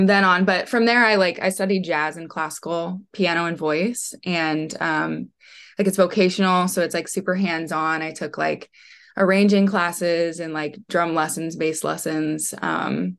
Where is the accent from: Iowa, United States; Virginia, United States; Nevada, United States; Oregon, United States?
Iowa, United States; Panora; moved away as an adult; now in Des Moines, United States; I am from Panora, Iowa, which is like an hour from Des Moines. I am based out of Des Moines now.